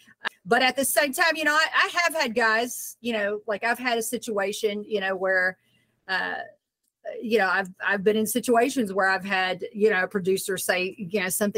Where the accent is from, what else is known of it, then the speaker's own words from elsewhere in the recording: Southern United States, United States; I mean, I'm from the South.